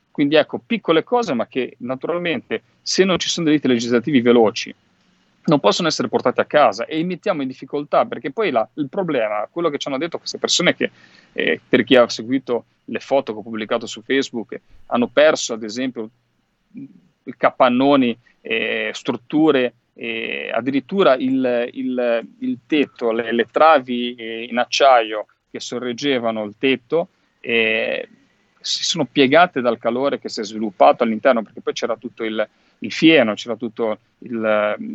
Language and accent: Italian; Liguria, Italy; Io vengo dalla Liguria, lo sapete, lo diciamo sempre